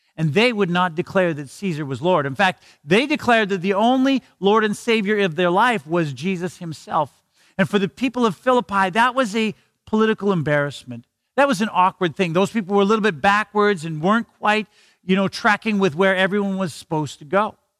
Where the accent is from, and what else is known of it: Canada